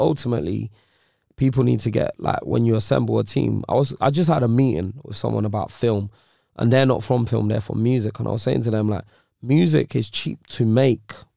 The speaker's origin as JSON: {"language": "English", "region": "London", "country": "United Kingdom", "tie": "born or raised there", "also_born_or_lived": "Nigeria", "said": "I'm from Nigeria, then I'm from Ends"}